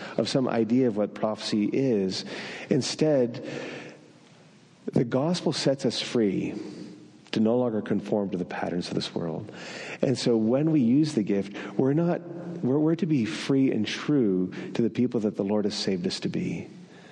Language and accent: English; northern New Brunswick, Canada; first language French; English is a second language; moved away; I grew up in northern New Brunswick in a French community. I learned to swear in French first, which means that my mother tongue is French.